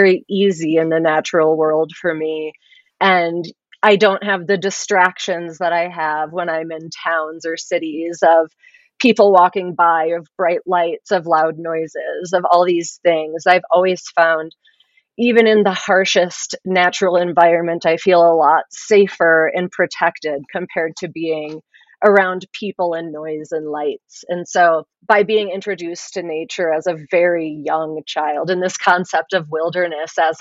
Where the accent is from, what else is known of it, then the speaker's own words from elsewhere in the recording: Grand Marais, Minnesota, United States; also born or lived in Durango, Colorado; I grew up between Durango and then Grand Marais up in northern Minnesota